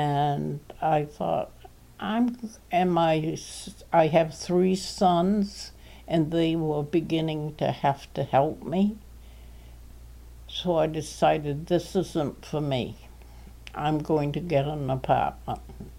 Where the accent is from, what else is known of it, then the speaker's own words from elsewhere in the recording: Portland, United States; born there; I was born there on April 2nd, 1921.